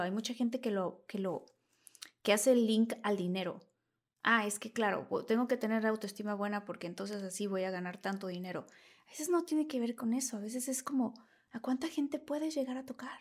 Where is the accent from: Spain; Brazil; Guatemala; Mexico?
Mexico; Villahermosa, Tabasco; moved away as an adult; Venía de Villahermosa, Tabasco